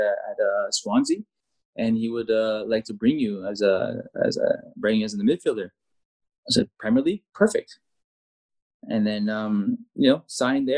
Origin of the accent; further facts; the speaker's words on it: Rotterdam, South Holland, Netherlands; moved away as an adult; also born or lived in Canada / Mallorca, Spain; when you're living in Holland for 10 years, you grew up in Holland, you have that Dutch mentality